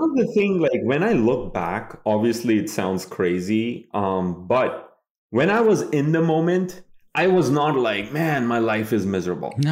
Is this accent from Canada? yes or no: no; Kolkata, West Bengal, India; moved away as an adult; now in United States; I grew up in Kolkata, India